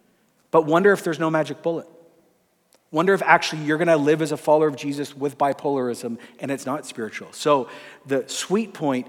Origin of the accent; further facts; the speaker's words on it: Ecuador; My parents were missionaries. I grew up in Ecuador in the 80s.